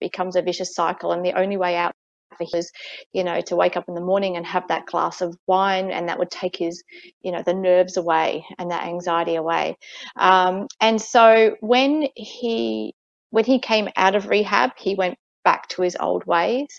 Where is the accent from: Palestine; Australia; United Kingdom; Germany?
Australia; Adelaide, South Australia; moved away as an adult; now in Fiji; I was born in Adelaide, Australia. Right. And so I pretty much lived there my whole life up until 3 years ago